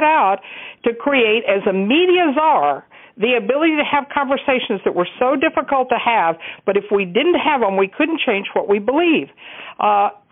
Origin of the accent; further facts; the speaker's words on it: Texas, United States; I grew up in Texas, and I lived in a very racist world.